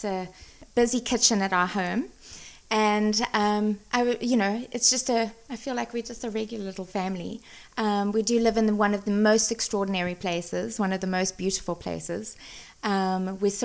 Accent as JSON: {"language": "English", "country": "South Africa", "tie": "born or raised there", "also_born_or_lived": "San Francisco, United States", "moved": "as an adult", "lives_now": "Napa, United States", "said": "I was born and raised in South Africa. Grew up there."}